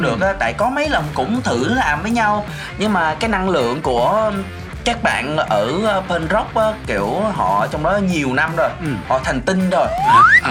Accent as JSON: {"language": "Vietnamese", "region": "Mekong Delta", "country": "Vietnam", "tie": "born or raised there", "said": "em muốn kiểu quảng cáo quê hương của mình đến càng nhiều người càng tốt ừ. để mọi người biết là miền tây nó nhẹ nhàng"}